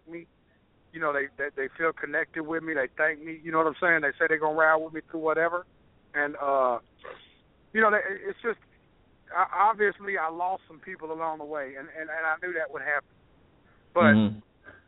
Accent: Nashville, Tennessee, United States; I'm from Tennessee, so all my brothers were Volunteer fans

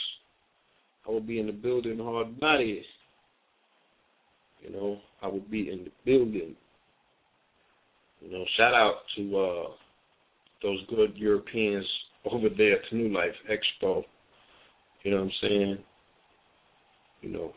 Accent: New York City, New York, United States; I used to stay in the Bronx. I was born in the Bronx

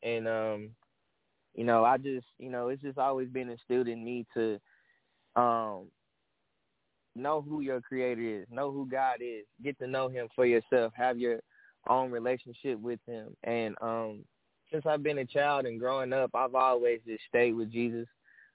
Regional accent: Dallas, Texas, United States; I'm from Dallas, Texas

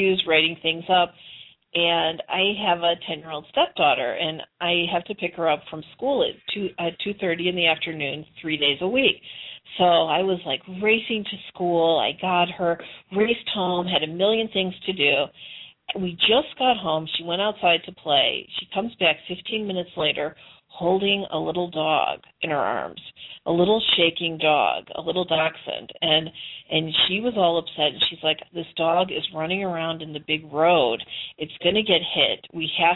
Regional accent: Chicago, Illinois, United States; moved away as an adult; also born or lived in Arizona; now in Nevada, United States; I was born and raised in Chicago

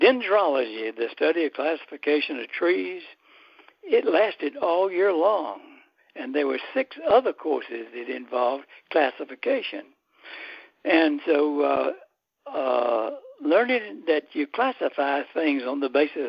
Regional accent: Athens, Georgia, United States; when I was growing up in Athens, Georgia

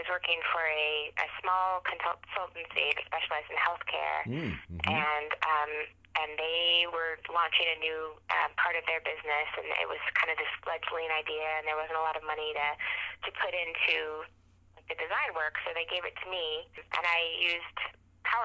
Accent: Napa, California, United States; also born or lived in Willamette Valley, Oregon / Shenandoah Valley, Virginia; now in Virginia, United States; I grew up in Napa, California

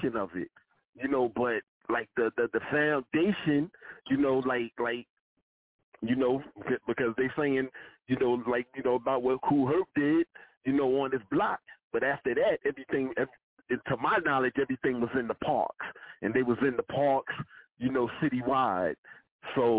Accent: New York City, New York, United States; We're from Southside Queens

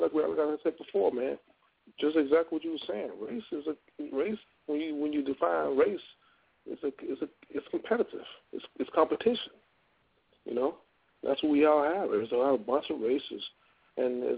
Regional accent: Louisiana, United States; I'm from Louisiana

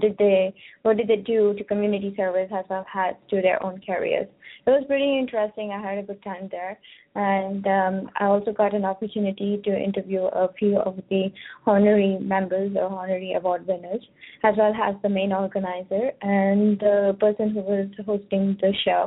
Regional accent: South India, India; My wedding will be different because I come from South India.

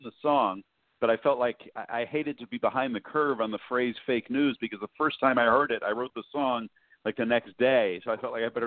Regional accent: New York, United States; moved away as an adult; also born or lived in Indiana / Michigan; I came back to New York, and it is my hometown

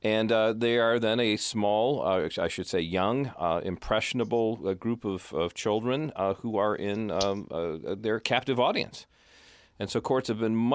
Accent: Tennessee, United States; my home state of Tennessee here

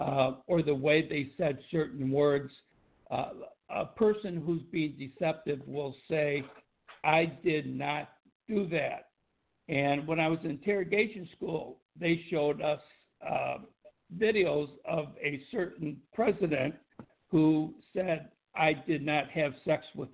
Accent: Tonawanda, New York, United States; moved away as an adult; also born or lived in Buffalo, New York / Boston, Massachusetts; I grew up in Tonawanda, New York, and I worked as a police officer in the Buffalo area.

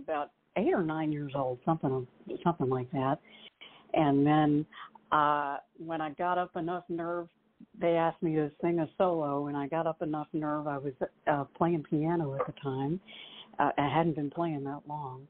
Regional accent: Pennsylvania, United States; now in Nashville, United States; I'm from Pennsylvania originally, and I grew up with country music.

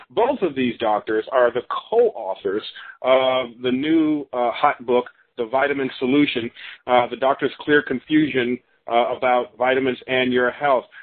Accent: Chicago, Illinois, United States; now in California, United States; I'm from Chicago

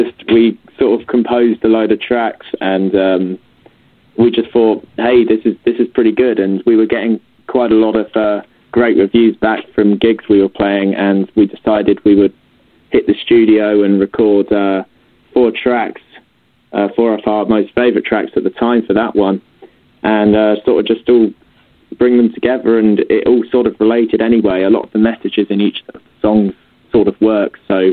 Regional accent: Robertsbridge, South East England, United Kingdom; we're both from East Sussex in a place, a little town called Robertsbridge.

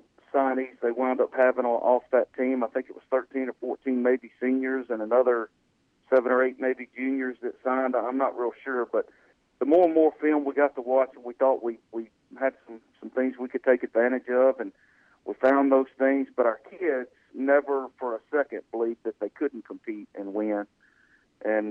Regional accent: Colwich, near West Wichita, Kansas, United States; I grew up in Calhoun out near West Wichita

